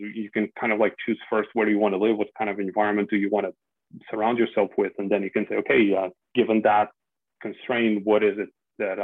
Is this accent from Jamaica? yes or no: no; Portugal; moved away as an adult; also born or lived in Spain; now in Netherlands; I'm Portuguese, born and raised. I studied there, and I started my career in Portugal